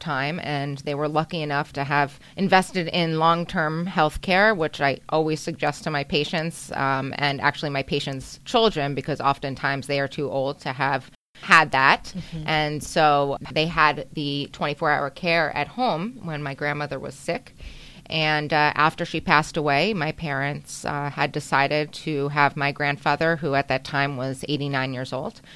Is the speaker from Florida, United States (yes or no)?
yes; Boca Raton, Florida, United States; I grew up here in South Florida, Boca Raton, Florida